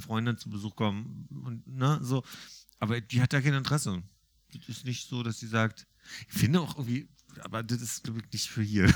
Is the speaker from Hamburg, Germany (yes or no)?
no; Berlin, Germany; gebürtiger Berliner